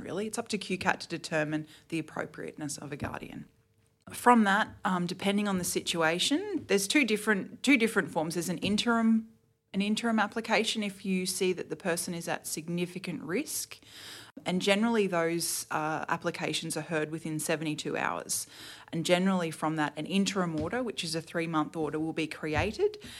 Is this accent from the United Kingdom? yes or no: no; Toowoomba, Queensland, Australia; now in Brisbane, Australia; I grew up in, uh, Toowoomba, actually. Um, I lived there until I was twenty-one